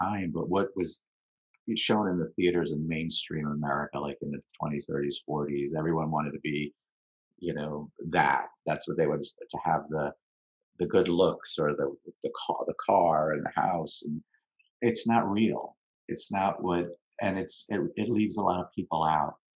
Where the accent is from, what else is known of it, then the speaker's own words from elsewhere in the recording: New York City, New York, United States; also born or lived in Long Island, New York / Manhattan, New York; We moved out of Queens when I was 12 to Long Island